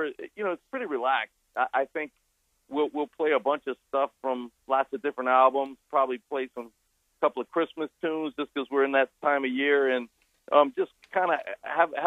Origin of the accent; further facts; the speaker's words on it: New Orleans, Louisiana, United States; I grew up in New Orleans, which is a very musical town